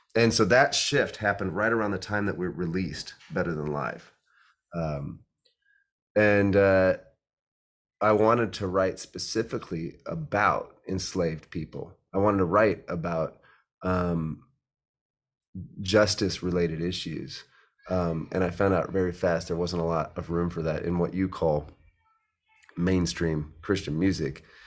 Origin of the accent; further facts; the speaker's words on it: Omaha, Nebraska, United States; I grew up in Omaha, Nebraska